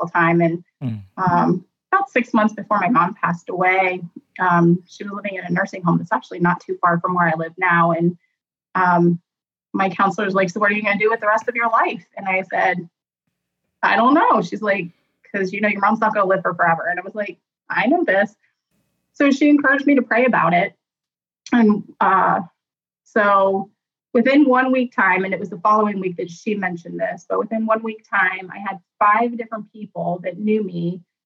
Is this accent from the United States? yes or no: yes; Columbus, Ohio, United States; also born or lived in Shreveport, Louisiana; I grew up here in the Columbus, Ohio area all of my life